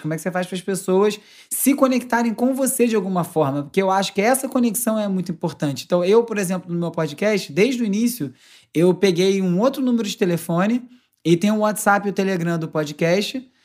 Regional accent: Carioca, Rio de Janeiro, Brazil; accent: carioca

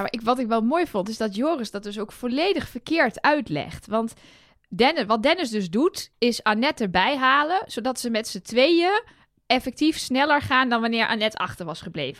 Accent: Enschede, Overijssel, Netherlands; now in Utrecht, Netherlands; Ik ben 34. Ik ben geboren in Enschede. En ik woon in Utrecht

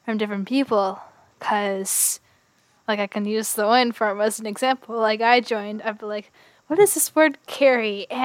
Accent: Canada; as a Canadian

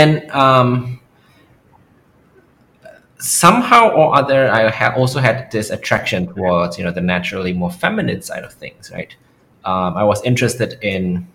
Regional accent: Jakarta, Indonesia; also born or lived in Germany; I was born in Germany, right? And I stayed there until I was 5 before my parents moved back to Jakarta, to Indonesia

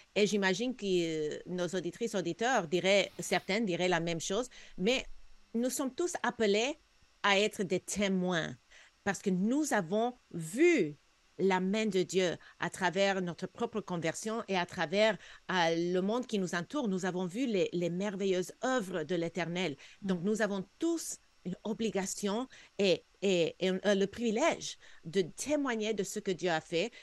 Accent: United States; now in Canada; J'ai grandi aux États-Unis, on avait beaucoup plus de chrétiens que ce qu'on a au Québec

